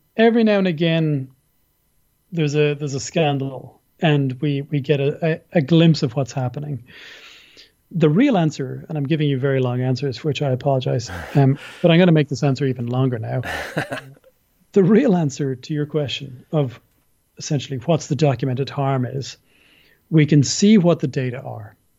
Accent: Ireland; also born or lived in Dublin; I'm an Irish person. I live in Dublin, in Ireland.

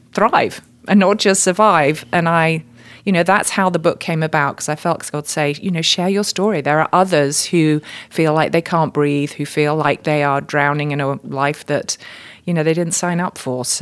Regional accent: United Kingdom; now in United States; I just need to open my mouth for people to know that I'm not from around here. So yes, I'm a Brit living here in the USA.

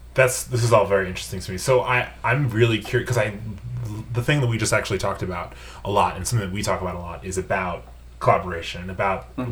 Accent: Long Island, New York, United States; I come from uh, like Long Island, New York

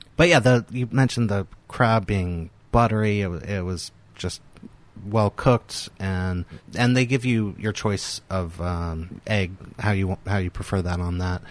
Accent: the South, United States; moved away; I grew up in the South.

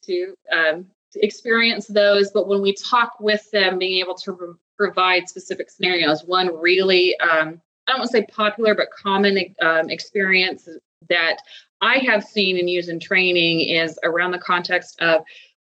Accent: Midwest, United States; now in Atlanta, United States; I am not from here. I am from the Midwest

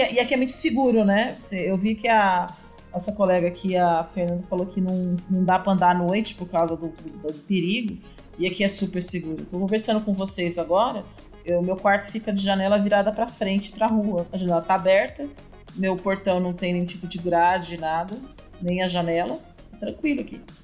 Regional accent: São Paulo, Brazil; moved away as an adult; now in Iporá, Brazil; Eu sou de São Paulo

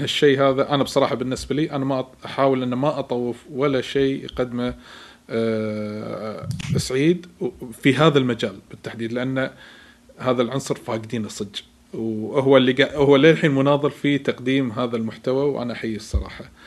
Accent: Kuwait; عندنا بالكويت

